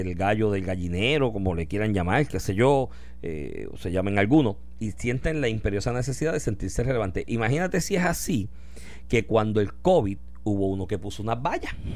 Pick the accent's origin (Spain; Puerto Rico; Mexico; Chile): Puerto Rico; Comerío; mi pueblo comerío